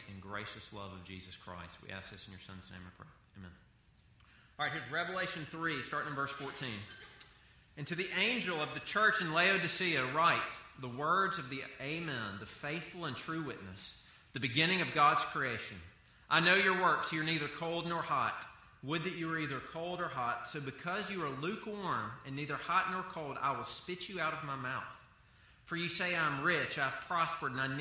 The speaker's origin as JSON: {"language": "English", "region": "the South", "country": "United States", "tie": "born or raised there", "said": "I grew up in the South"}